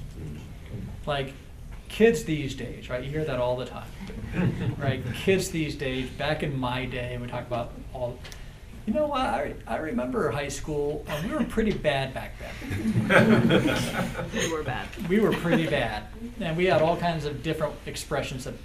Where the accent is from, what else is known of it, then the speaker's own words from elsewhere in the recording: United States; I'm American